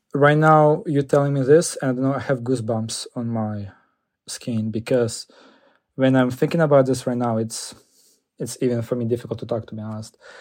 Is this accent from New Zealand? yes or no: no; Ukraine; now in United States; as a, like, a Ukrainian, I really care about people from my hometown